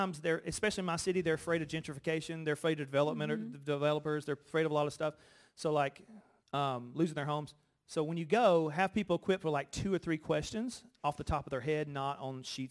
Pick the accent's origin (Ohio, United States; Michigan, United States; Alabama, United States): Alabama, United States; moved away as an adult; also born or lived in Los Angeles; now in New York, United States; I grew up in Alabama